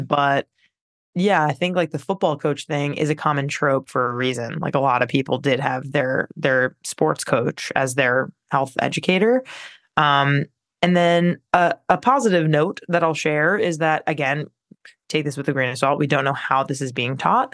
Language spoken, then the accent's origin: English; Long Island, New York, United States; growing up on Long Island in New York, uh, public school, it was pretty trash